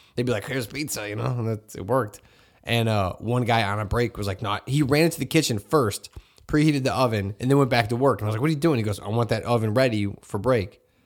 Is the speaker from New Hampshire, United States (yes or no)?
no; Hammond, Indiana, United States; growing up in Hessville, I just wore whatever was out